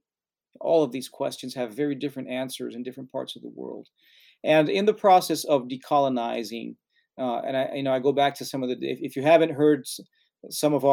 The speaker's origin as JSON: {"language": "English", "country": "Brazil", "moved": "yes", "said": "I'm from Brazil"}